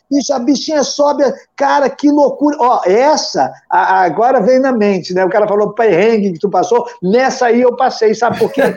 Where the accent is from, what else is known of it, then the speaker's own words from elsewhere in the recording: interior of Paraná, Brazil; moved away; eu sou do interior do Paraná